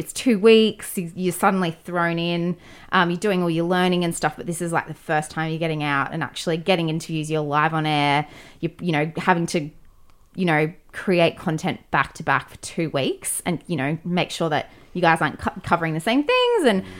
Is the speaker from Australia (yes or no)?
yes; North Queensland, Australia; now in Sydney, Australia; I'm from North Queensland